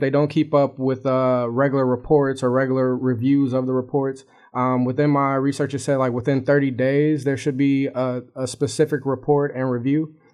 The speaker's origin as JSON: {"language": "English", "town": "Chicago", "region": "Illinois", "country": "United States", "said": "it's like something that happens every day kind of situation because I'm from Chicago, you know"}